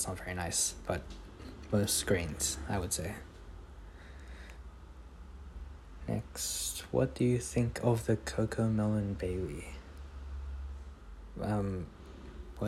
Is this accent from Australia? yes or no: yes; Australia; I am an Australian. Kind of, I guess. I moved here when I was like a baby, so kind of still works since I grew up here. I'd call myself an Australian